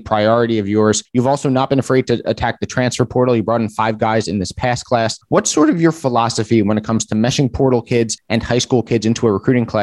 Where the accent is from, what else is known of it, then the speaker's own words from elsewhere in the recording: New Jersey, United States; I'm obviously from New Jersey